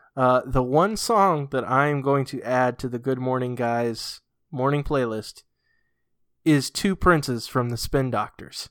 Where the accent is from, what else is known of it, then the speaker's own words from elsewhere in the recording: Massachusetts, United States; growing up in New England, uh, in, in Massachusetts